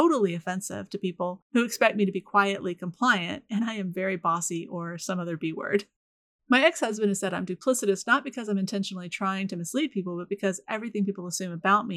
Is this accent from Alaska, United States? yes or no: no; Florida, United States; I was raised in the Deep South, which tends to surprise people even if they know I'm from Florida.